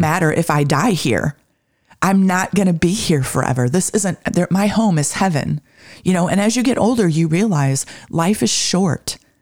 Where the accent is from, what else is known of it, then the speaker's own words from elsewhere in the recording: Michigan, United States; growing up in Michigan